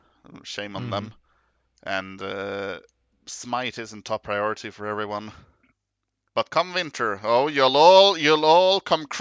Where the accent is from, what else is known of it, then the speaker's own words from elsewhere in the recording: Norway; English is a second language; Maybe I should mention, hi … I'm not a English native speaker. I am from Norway.